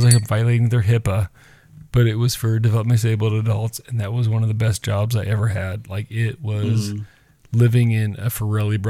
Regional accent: Pacific Northwest, United States; growing up in the Pacific Northwest, like Seattle

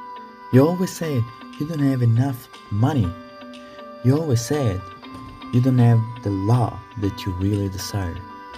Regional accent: Italy; English is a second language; So my mom's, I'm from Italy, and my mom sent a recipe from my mother-in-law to create her famous eggplant parmigiana.

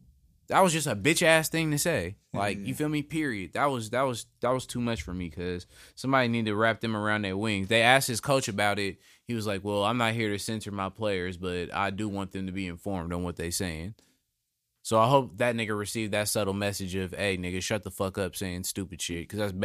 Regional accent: California, United States; The house I grew up in California is the 11th house on the 11th lane.

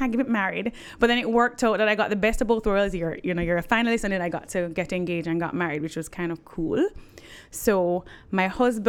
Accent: Jamaica; moved away as an adult; also born or lived in United States; I remember feeling I was different when I grew up in Jamaica.

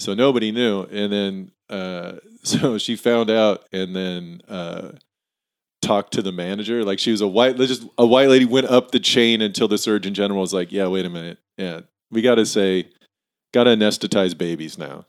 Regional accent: Tillamook, Oregon, United States; also born or lived in Hillsboro, Oregon; I was born in Hillsboro and grew up there for, like, till I was seven. And then we moved to Tillamook from, I lived there from seven to seventeen

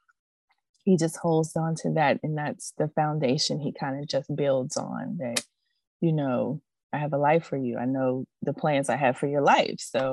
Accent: Pittsburgh, Pennsylvania, United States; moved away as an adult; now in Georgia, United States; me and my husband, we're from Pittsburgh, Pennsylvania

